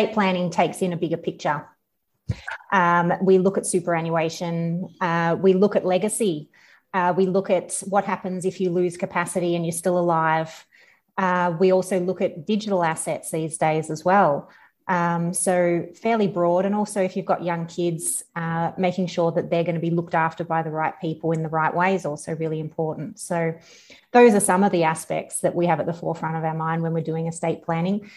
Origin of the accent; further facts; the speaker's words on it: country Victoria, Australia; I'm from country Victoria originally. So, born and bred, just country girl